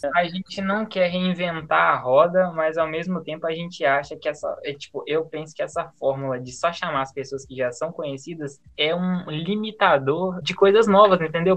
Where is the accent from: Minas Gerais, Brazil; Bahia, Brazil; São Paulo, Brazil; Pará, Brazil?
Minas Gerais, Brazil; accent: mineiro; moved away; o meu sotaque de mineiro